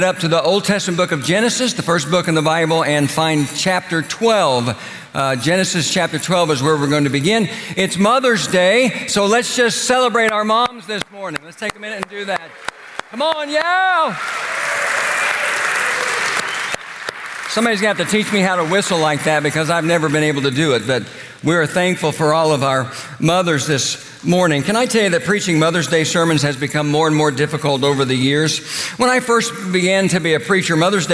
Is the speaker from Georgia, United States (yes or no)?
no; Oklahoma, United States; moved away; also born or lived in Indiana; The little church I grew up in Oklahoma